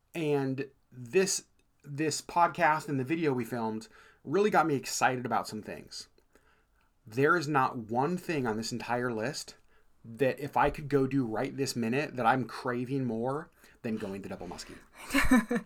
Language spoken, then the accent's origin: English; Alaska, United States; we're from Alaska